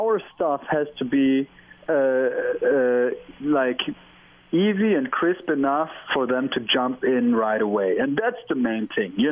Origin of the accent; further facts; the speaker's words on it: Germany; moved away; I'm from Germany